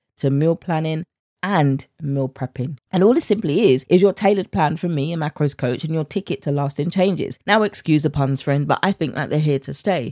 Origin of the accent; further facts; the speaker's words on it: United Kingdom; accent: British; my British accent